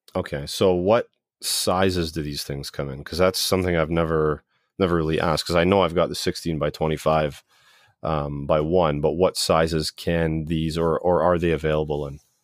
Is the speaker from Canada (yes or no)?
yes; Brampton, Ontario, Canada; I grew up in Brampton